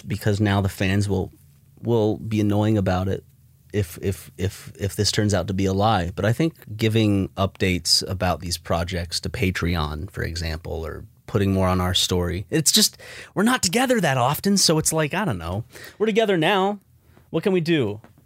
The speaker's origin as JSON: {"language": "English", "region": "South Carolina", "country": "United States", "said": "you and I belong to the state that was the first to secede from the Union"}